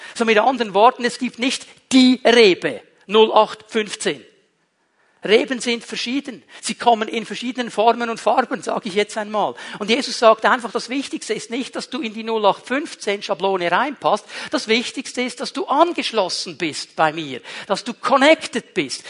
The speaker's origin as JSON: {"language": "German", "country": "Switzerland", "tie": "born or raised there", "said": "ich bin in der Schweiz aufgewachsen"}